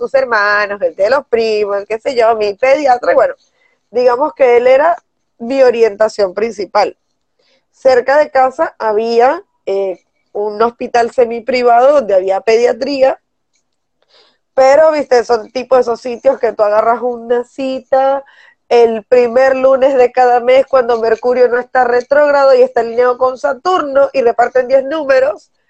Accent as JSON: {"language": "Spanish", "region": "northern Mexico", "country": "Mexico", "said": "soy sudaca, México, que de Norteamérica, estúpida! ¡Soy"}